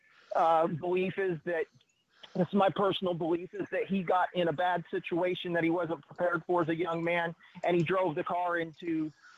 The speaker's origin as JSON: {"language": "English", "town": "Joplin", "region": "Missouri", "country": "United States", "tie": "born or raised there", "said": "I grew up in Joplin, Missouri"}